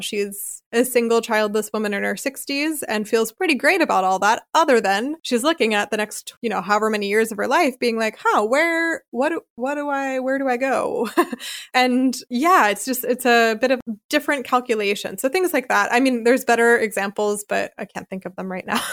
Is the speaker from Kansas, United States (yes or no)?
no; Philadelphia, Pennsylvania, United States; moved away as an adult; also born or lived in Charleston, South Carolina / Chicago, Illinois; now in Freiburg, Germany; I grew up in Philadelphia in the Northeast